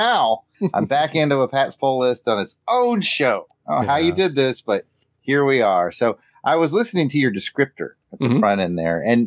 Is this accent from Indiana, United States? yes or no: yes; Indiana, United States; I'm from Indiana